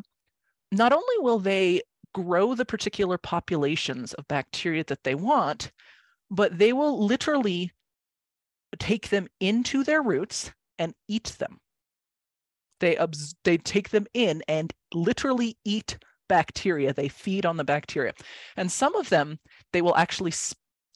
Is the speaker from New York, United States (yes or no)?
no; Santa Fe, New Mexico, United States; I'm from Santa Fe